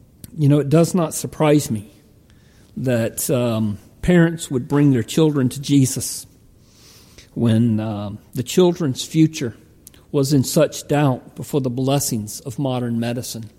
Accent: United States; me as an American

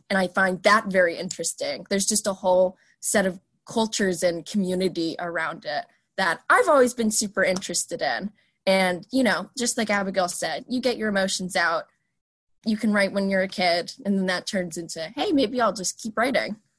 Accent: Newark, Delaware, United States; also born or lived in Princeton, New Jersey; very native Delawarean. I was born in Princeton, but I moved there when I was two to Newark

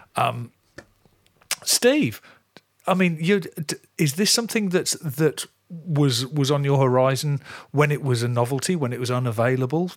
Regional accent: near Coventry, West Midlands, United Kingdom; I grew up in the Midlands, really close to Coventry

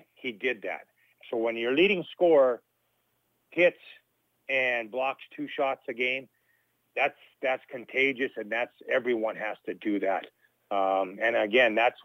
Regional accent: Churchbridge, Saskatchewan, Canada; my hometown of Churchbridge

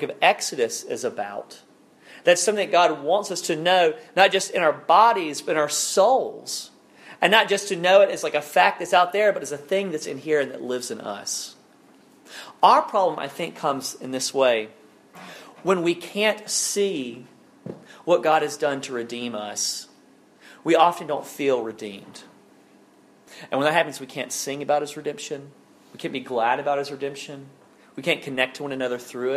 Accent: Alabama, United States; my home state of Alabama. I'm like a sixth generation Alabamian at this point. And it was a different take on Alabama than I grew up

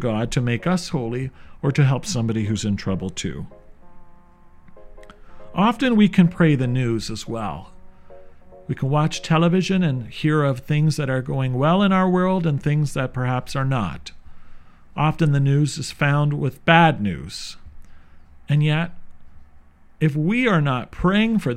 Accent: St. Catharines, Ontario, Canada; Growing up in St. Catharines, I was blessed to have many religious sisters

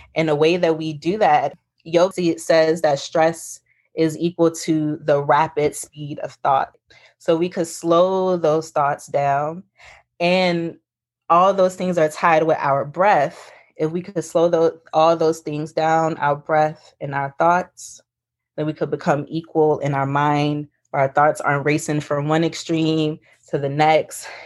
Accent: New Orleans, Louisiana, United States; also born or lived in Houston, Texas; now in Southern California, United States; I was born and raised in New Orleans, Louisiana, but I was raised a little bit with my grandmother who lived in Houston.

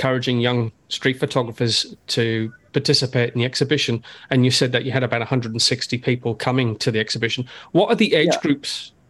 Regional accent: Newcastle upon Tyne, North East England, United Kingdom; now in Australia; Yeah, because I'm originally from Newcastle in the northeast

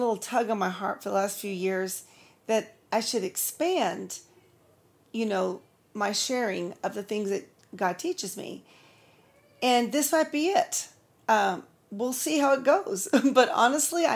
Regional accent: California, United States; moved away as an adult; also born or lived in Nebraska / Texas; Then we moved on to California, lived with my family till I was 23

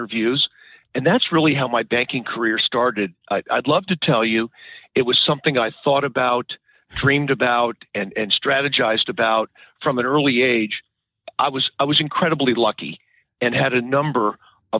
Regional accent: New England, United States; moved away as an adult; now in Maryland, United States; I grew up in New England

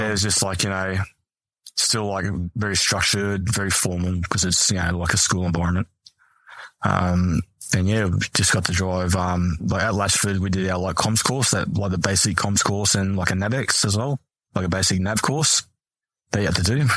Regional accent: Mount Isa, Queensland, Australia; also born or lived in Townsville; growing up in Mount Isa is, like, trade.

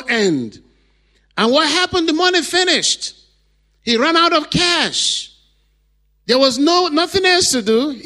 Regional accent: Nigeria; I went to the church in my hometown

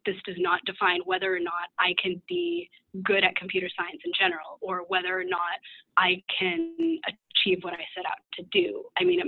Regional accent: Redmond, Washington, United States; moved away as an adult; now in Terre Haute, United States; I'm originally from the Seattle area in Washington, grew up in Redmond, so right near Microsoft

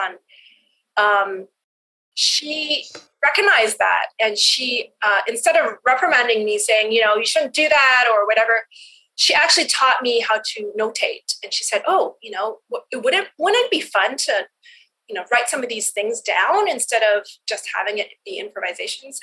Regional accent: Edmonton, Alberta, Canada; I grew up in Edmonton where there's nothing to do during the wintertime

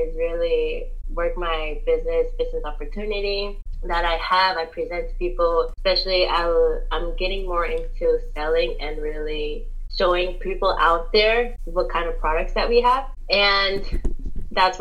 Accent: Pennsylvania, United States; also born or lived in New Jersey; I'm from Pennsylvania

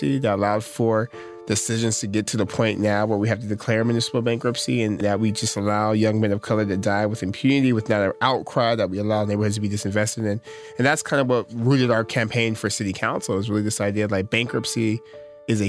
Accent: Stockton, California, United States; I'm from Stockton.

